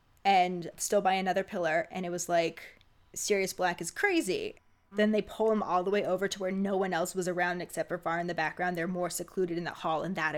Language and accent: English; Virginia, United States; Since I grew up in the Bible Belt, Virginia, my mom wouldn't let me watch the movies or read the books